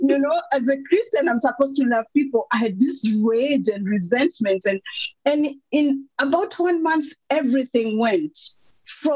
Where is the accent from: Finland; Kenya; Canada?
Kenya; moved away as an adult; also born or lived in Netherlands / Luxembourg; now in Belgium; I'm from Kenya, grew up a rural girl, a preacher's kid